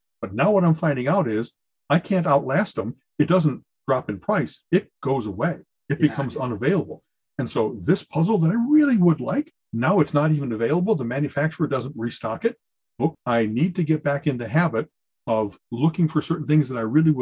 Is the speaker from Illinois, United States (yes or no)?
yes; Chicago, Illinois, United States; moved away; also born or lived in Elk Grove Village, Illinois; I grew up in Chicagoland